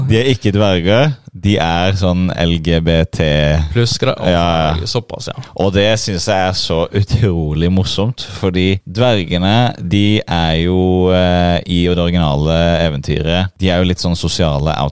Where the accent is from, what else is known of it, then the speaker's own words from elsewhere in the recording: Norway; Jeg er jo nordmann